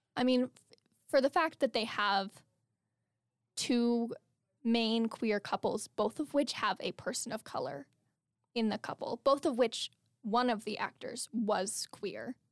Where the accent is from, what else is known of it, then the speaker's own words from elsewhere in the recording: Albuquerque, New Mexico, United States; moved away as an adult; I'm, like, back home in Albuquerque